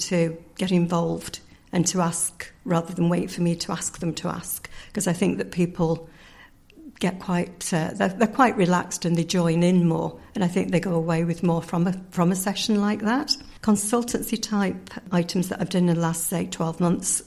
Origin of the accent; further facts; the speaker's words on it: Yorkshire and the Humber, United Kingdom; moved away as an adult; now in Ireland; I'm originally from the north of England, or the Republic of Yorkshire, as we call it, if we are from Yorkshire